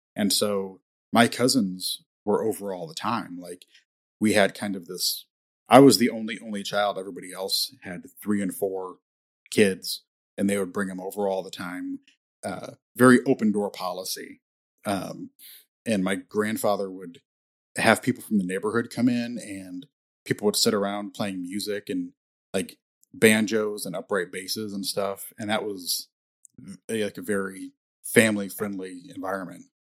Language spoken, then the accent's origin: English; Indiana, United States; I grew up in Indiana